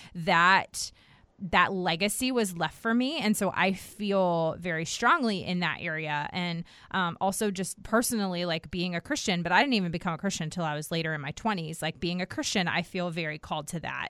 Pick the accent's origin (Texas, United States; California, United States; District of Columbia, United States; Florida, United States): District of Columbia, United States; Washington; moved away as an adult; also born or lived in the South (US); now in the South, United States; I grew up in Washington, D C.